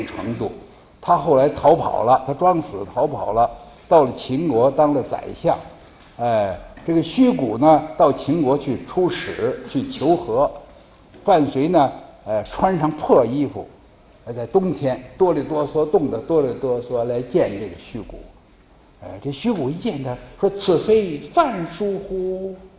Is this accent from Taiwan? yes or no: no; China; 我们中国人